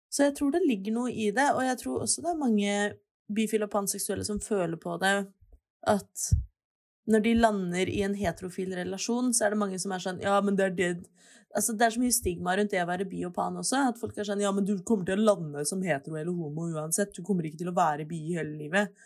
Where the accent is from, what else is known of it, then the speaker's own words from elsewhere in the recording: Oslo, Norway; jeg er født og oppvokst i Oslo.